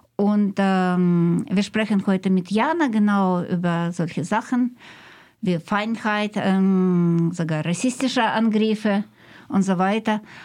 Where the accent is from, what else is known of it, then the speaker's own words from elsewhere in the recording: Russia; German is a second language; now in Germany; Als Russin ähm, habe ich oder als Migrantin äh, in Deutschland lebend